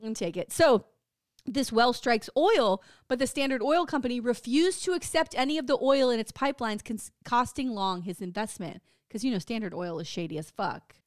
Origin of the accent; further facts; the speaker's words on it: Jefferson Parish, Louisiana, United States; I'm from Jefferson Parish